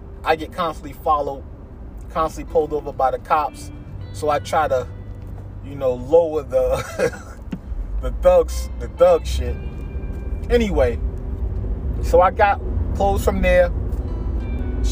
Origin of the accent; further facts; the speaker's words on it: New York, United States; moved away; I grew up, part of my life, I grew up in New York. Family in New York.